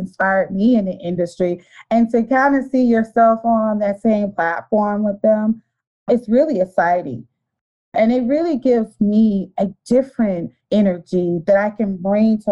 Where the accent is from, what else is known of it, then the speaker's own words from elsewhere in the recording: Detroit, Michigan, United States; I was born and raised in Detroit, Michigan. Still live here.